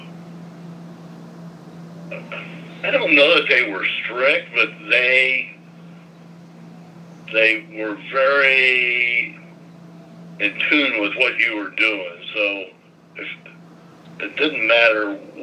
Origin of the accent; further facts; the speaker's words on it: Portland, Indiana, United States; growing up in Portland.